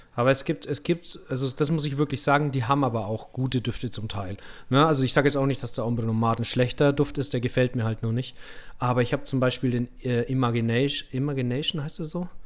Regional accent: Middle Franconia, Bavaria, Germany; accent: rolled R (Franconian); Ich komme so aus Mittelfranken

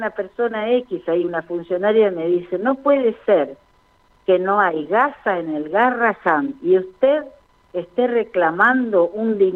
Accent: Chaco, Argentina; Como yo soy chaqueña, me había presentado como chaqueña en aquel momento.

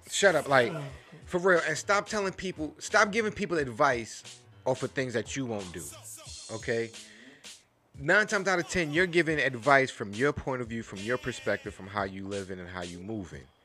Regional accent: New York City, New York, United States; I grew up in Flushing, Queens.

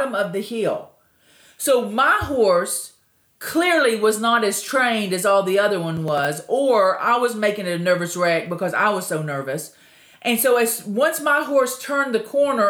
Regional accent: Texas, United States; I'm originally from Texas

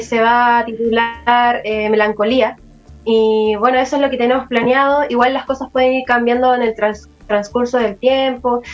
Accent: Santiago, Santiago Metropolitan Region, Chile; aquí de Santiago

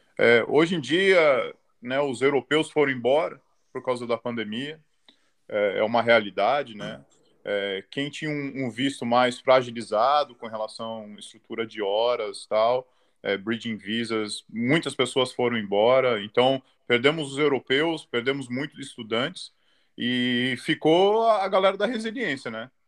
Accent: São Paulo, Brazil; moved away as an adult; now in Australia; sou de São Paulo, sou ali da Zona Norte, Casa Verde.

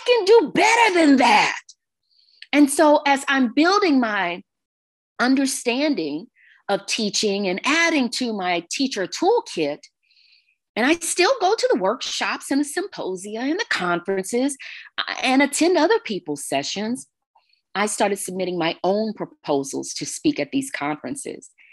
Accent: Texas, United States; now in Arizona, United States; I am an original Texan, if you will. I'm originally from the Lone Star State.

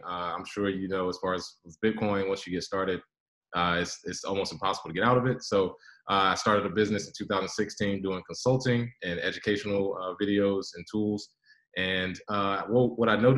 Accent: United States; I am a Black American with roots from Native Americans, the Lumbee and Cherokee tribes.

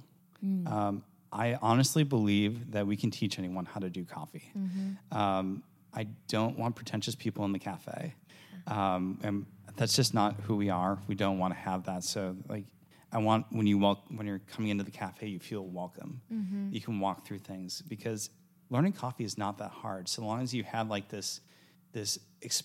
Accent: Wisconsin, United States; moved away; I'm originally from Wisconsin, so dairy and cheese flow through my veins

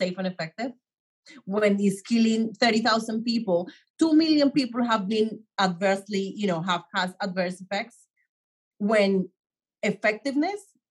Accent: Colombia; now in New York, United States; I grew up in Colombia

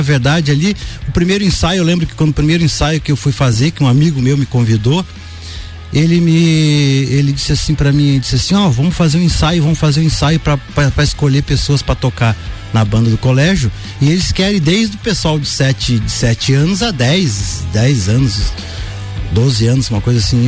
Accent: Santarém, Pará, Brazil; moved away; eu morei, na verdade, a minha infância em Santarém, no Pará

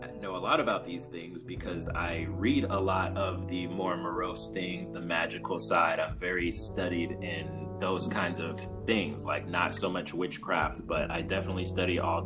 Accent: Los Angeles, California, United States; I grew up in South Central, like during the early 90s

